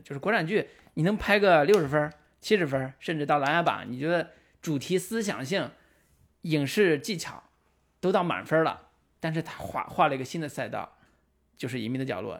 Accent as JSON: {"language": "Chinese", "region": "Henan", "country": "China", "tie": "born or raised there", "also_born_or_lived": "Beijing", "moved": "as an adult", "said": "我是河南的。"}